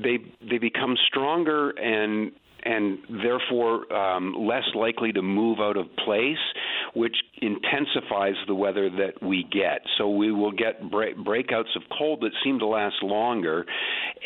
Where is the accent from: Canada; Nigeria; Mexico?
Canada; Nova Scotia; moved away; I grew up in Nova Scotia, and what I recall about winters when I was a kid